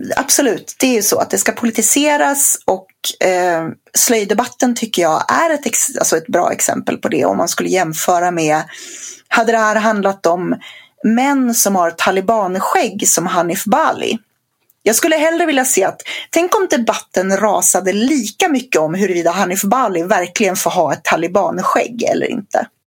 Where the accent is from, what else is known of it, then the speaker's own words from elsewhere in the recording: Sweden; jag som infödd svensk